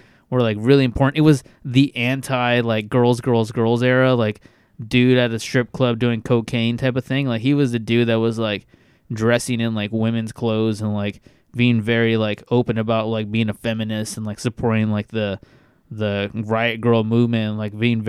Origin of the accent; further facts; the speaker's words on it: Bakersfield, California, United States; growing up in the fucking hood in Bakersfield, California